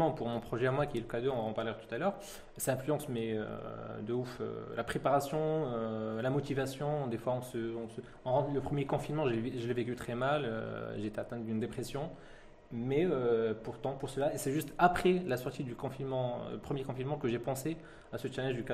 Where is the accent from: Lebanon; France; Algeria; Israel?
France; born there; Donc, je suis né en France